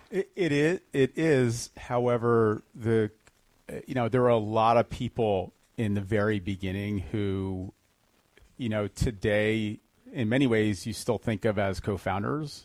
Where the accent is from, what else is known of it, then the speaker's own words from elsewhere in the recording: Fair Haven, New Jersey, United States; moved away as an adult; also born or lived in Arizona; I uh, grew up in a, a, town called Fairhaven, which is in Monmouth County, New Jersey